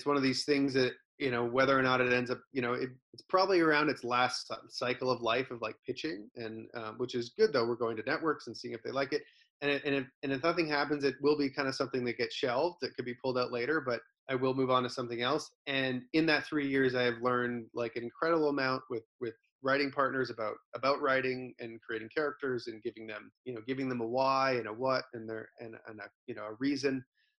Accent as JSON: {"language": "English", "country": "Canada", "said": "You know, I'm a Canadian entertainer"}